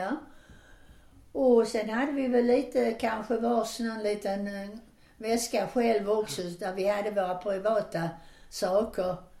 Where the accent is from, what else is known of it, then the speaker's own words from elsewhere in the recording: Landskrona, Skåne, Sweden; vi hade ju det bra med att bada och så hemma i Landskrona i Borstahusen